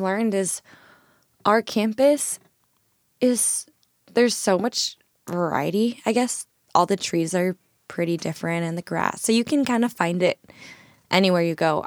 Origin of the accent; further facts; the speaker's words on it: Irvine, California, United States; moved away as an adult; now in Tacoma, United States; I'm from Irvine in Orange County